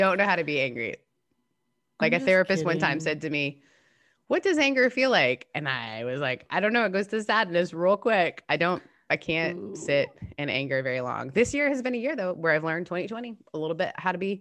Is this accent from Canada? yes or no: yes; Canada; as a Canadian